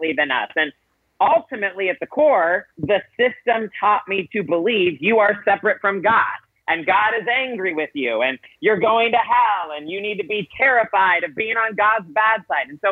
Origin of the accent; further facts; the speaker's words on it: South Carolina, United States; I grew up in South Carolina